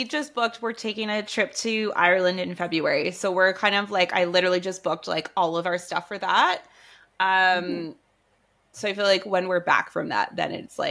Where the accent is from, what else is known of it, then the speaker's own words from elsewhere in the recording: Canada; We're Canadian.